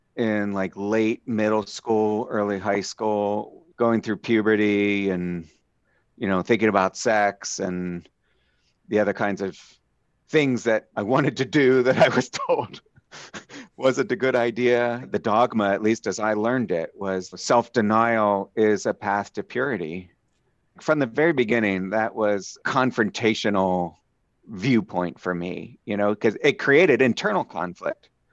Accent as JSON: {"language": "English", "town": "Phoenixville", "region": "Pennsylvania", "country": "United States", "tie": "born or raised there", "said": "I was born in Southeast Pennsylvania, a little town called Phoenixville, just outside of Philly"}